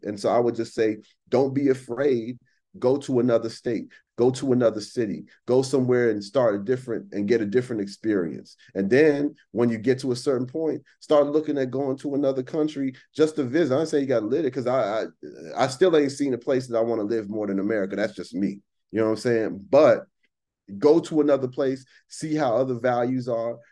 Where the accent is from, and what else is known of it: United States